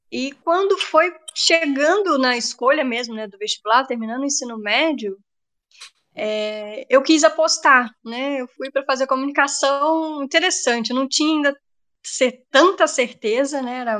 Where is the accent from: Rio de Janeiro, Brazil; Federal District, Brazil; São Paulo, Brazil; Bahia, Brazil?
Rio de Janeiro, Brazil; Itaperuna; now in Resende, Brazil; É, sou, eu sou de Itaperuna, né, uma cidade bem, bem longe daqui de Resende.